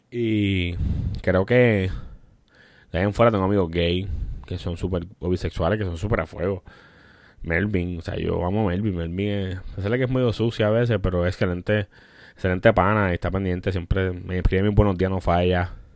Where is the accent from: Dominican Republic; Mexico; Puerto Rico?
Puerto Rico; Somos puertorriqueños y tenemos un humor negro